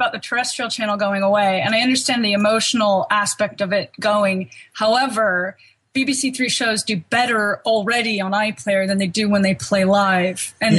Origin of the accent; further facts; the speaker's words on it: California, United States; I'm so American.